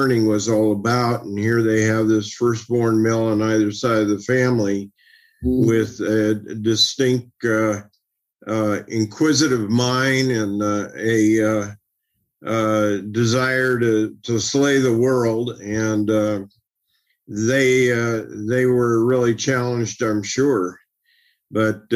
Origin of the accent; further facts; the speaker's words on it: Oakland, California, United States; I grew up in East Oakland during a tumultuous time in that area of the country